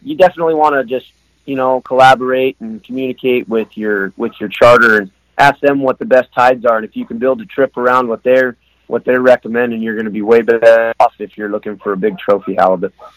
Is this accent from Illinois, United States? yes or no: no; Soldotna, Alaska, United States; I was born in uh, Soldotna, Alaska, which is down on the Kenai Peninsula. There, my uh, my dad and grandfather were they were in the oil industry